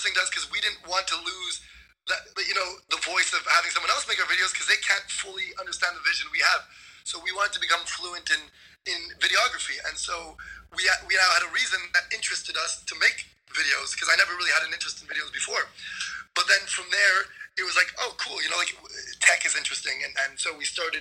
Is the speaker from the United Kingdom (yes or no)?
no; Montreal, Quebec, Canada; also born or lived in Waterloo; I'm from Montreal.